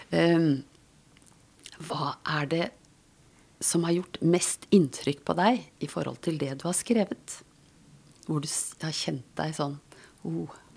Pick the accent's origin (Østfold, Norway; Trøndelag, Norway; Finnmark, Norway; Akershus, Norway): Akershus, Norway; Asker; Jeg vokste opp på Dikemark, altså Dikemark psykiatrisk sykehus